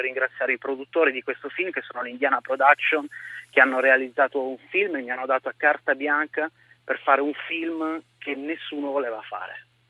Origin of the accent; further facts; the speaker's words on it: Monferrato, near Casale Monferrato, Piedmont, Italy; also born or lived in Turin; Sono nato a Torino, per la precisione, per rendere omaggio a questa città che amo, ma sono cresciuto nel Monferrato, a pochi chilometri via Casale